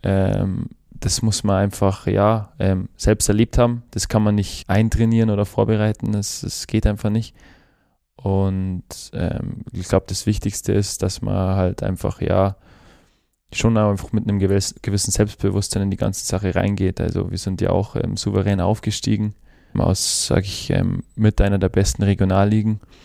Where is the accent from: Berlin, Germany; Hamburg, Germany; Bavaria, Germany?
Bavaria, Germany; Kienberg; now in Ulm, Germany; Ja, Kienberg ist meine Heimat, aber mit Ulm verbinde ich schon äh, eine sehr, sehr tolle Zeit. Aber ja, Kienberg wird immer meine Heimat bleiben. Und da bin ich groß geworden, hatte eine super Kindheit.